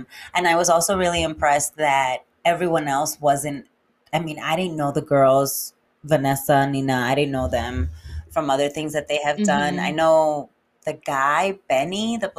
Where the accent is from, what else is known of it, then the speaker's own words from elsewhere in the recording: New York City, New York, United States; I am from the Bronx